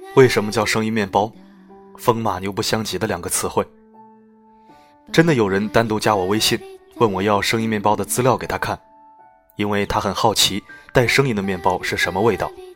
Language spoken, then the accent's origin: Chinese; China; 我们中国人喜欢用谐音去解读象征